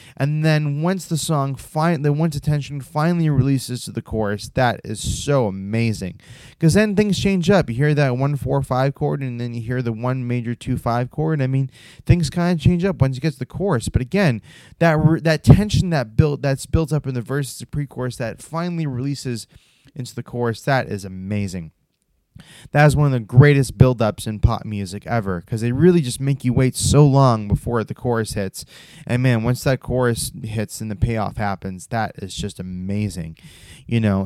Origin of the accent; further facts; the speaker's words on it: United States; my home country of America